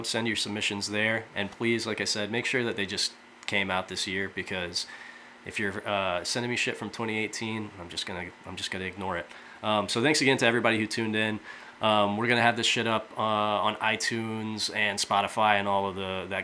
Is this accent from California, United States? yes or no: no; Fort Wayne, Indiana, United States; I'm from Fort Wayne, Indiana, which over the years has seen some really good bands